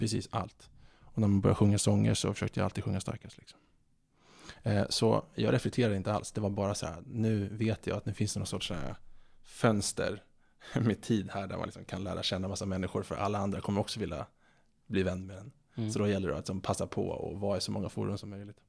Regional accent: Stockholm, Stockholm County, Sweden; Jag är född 1986 eh, på SÖS, Södermalm i Stockholm eh, en väldigt kärleksfull uppväxt

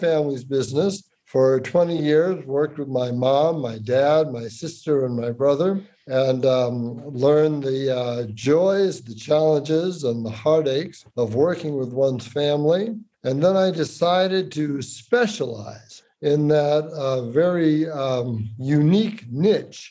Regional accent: Boston, Massachusetts, United States; I'm from Boston

